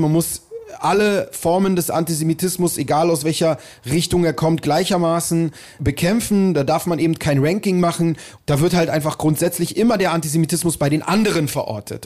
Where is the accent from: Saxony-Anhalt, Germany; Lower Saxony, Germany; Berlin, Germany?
Berlin, Germany; ich bin halt hier in Berlin aufgewachsen